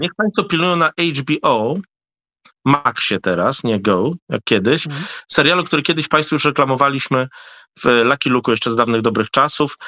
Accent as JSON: {"language": "Polish", "town": "Hrubieszów", "region": "Lublin Voivodeship", "country": "Poland", "tie": "born or raised there", "moved": "yes", "lives_now": "Warsaw, Poland"}